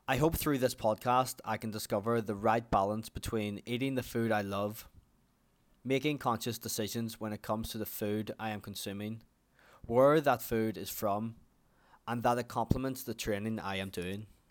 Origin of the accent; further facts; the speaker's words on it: Ireland; also born or lived in New Zealand; as you can probably already tell from my accent, that I am from Ireland